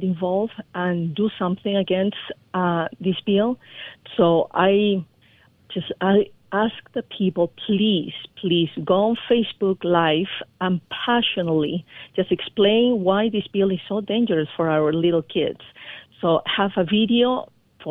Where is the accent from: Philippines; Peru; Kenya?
Peru; moved away as an adult; now in United States; I was born in Peru